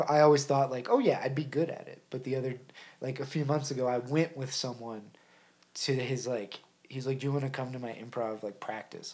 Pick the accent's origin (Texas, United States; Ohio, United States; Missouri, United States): Ohio, United States; I was born in Ohio.